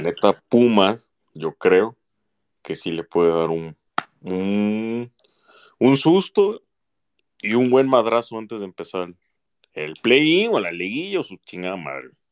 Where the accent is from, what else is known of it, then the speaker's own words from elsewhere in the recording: Mexico; aunque soy mexicano